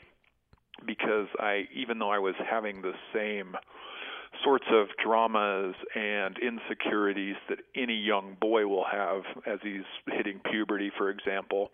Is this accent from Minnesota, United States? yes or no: no; Nevada, United States; moved away as an adult; also born or lived in Moab, Utah / New Mexico; now in Salt Lake City, United States; grew up in Nevada from fourth grade up to the point where I left through college.